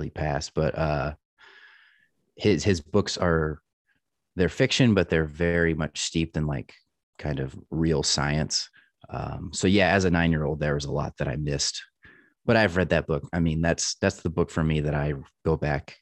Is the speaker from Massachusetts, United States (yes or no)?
no; Northeast Texas, United States; also born or lived in Dallas, Texas; So I'm originally from Texas, and I was born in Dallas, and right after kindergarten was when we moved to the country, Northeast Texas, where I grew up